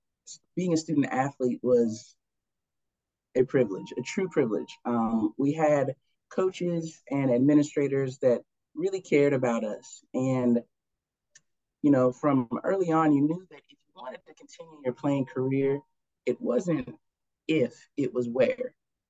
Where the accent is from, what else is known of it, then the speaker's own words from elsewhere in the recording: California, United States; also born or lived in Harrisonburg, Virginia / Seattle, Washington / Massachusetts; I was born in Harrisonburg, Virginia, and my family adopted me. And then we lived in Seattle, Washington. We've lived in Massachusetts, but most of my childhood was spent in California